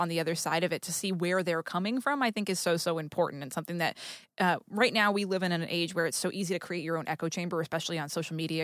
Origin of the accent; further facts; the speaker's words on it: New England, United States; now in Los Angeles, United States; I grew up in New England